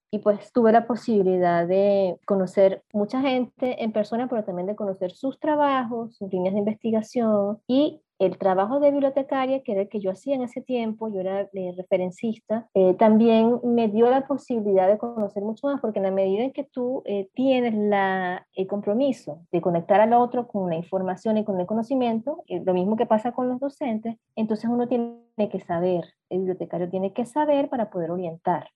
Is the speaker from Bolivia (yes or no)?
no; eastern coast of Venezuela, eastern Venezuela, Venezuela; also born or lived in Caracas; yo soy del interior del país, aunque yo nací en Caracas, crecí en provincia, en la costa